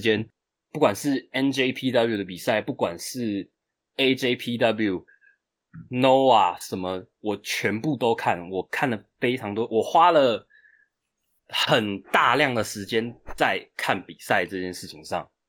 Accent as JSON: {"language": "Chinese", "town": "Chiayi", "country": "Taiwan", "tie": "born or raised there", "moved": "as an adult", "lives_now": "Taipei, Taiwan", "said": "我本身是台湾人台湾人我，嗯。我的父母都是台湾人，我，我在嘉义出生，我其实嘉义出生是从南部出生的，嗯。OK。然后我现在是自己住在台北"}